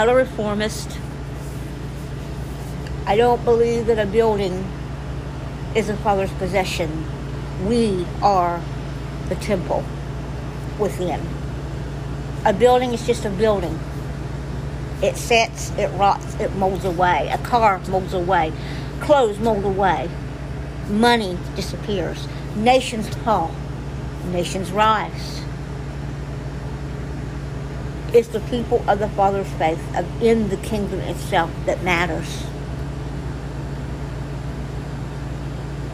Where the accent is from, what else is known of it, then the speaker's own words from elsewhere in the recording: United States; this is my home. I was born in Lawrence County. My birth certificates show I'm from Lawrence County